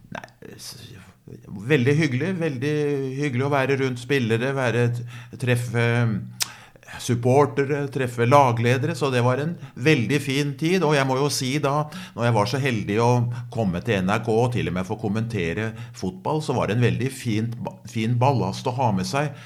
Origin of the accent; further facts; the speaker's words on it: Skedsmo, Akershus, Norway; måtte jeg jo ofte dømme aldersbestemte kamper hjemme i Skedsmo